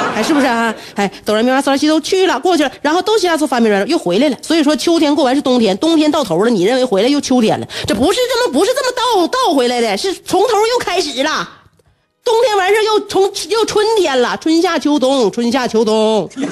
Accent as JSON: {"language": "Chinese", "area": "the North", "region": "northern China", "country": "China", "said": "我们北方呢，就能下雪了"}